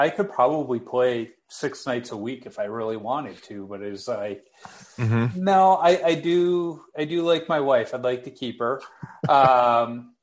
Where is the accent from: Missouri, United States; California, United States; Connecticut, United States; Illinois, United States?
Illinois, United States; Chicago; I grew up in Chicago